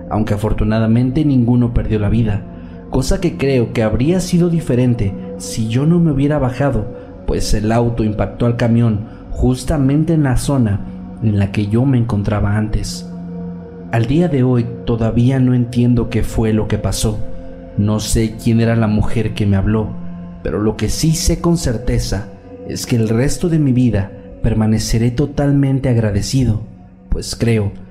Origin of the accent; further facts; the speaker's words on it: Guayaquil, Guayas, Ecuador; En la ciudad de Guayaquil, de donde soy originario, existe un sistema de transporte de autobuses llamado Metrovía